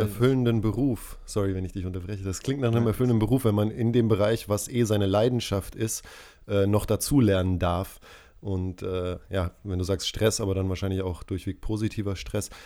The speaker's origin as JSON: {"language": "German", "country": "Tanzania", "tie": "born or raised there", "moved": "yes", "said": "ich bin in Tansania aufgewachsen"}